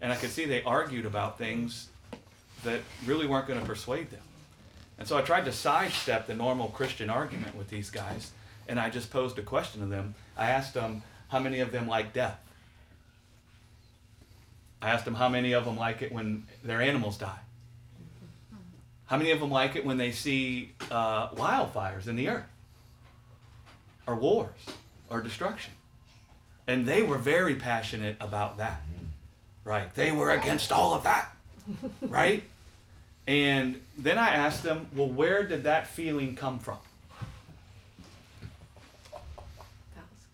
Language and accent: English; the South, United States; we grew up in the South